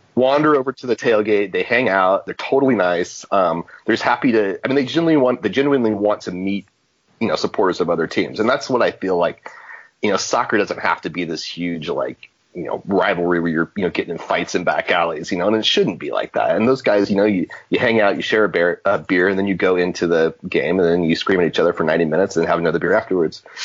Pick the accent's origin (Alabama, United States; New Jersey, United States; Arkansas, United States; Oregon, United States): Oregon, United States; Portland; moved away as an adult; now in Lexington, United States; I am from Portland originally. Um, grew up there